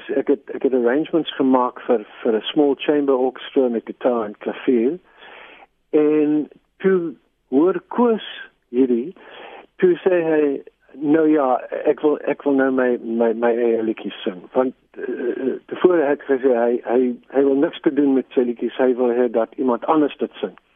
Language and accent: Afrikaans; England, United Kingdom; born there; first language en; Afrikaans is a second language; die ding is ek is eintlik Engels spreker ek am Scots by descent uh, ek is eintlik in Engeland gebore